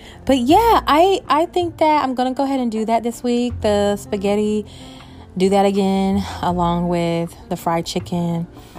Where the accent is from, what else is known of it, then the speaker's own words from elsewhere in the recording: North Chicago, Illinois, United States; born there; our summers and our Christmas holidays in Chicago, because that's where I was born. I was born in North Chicago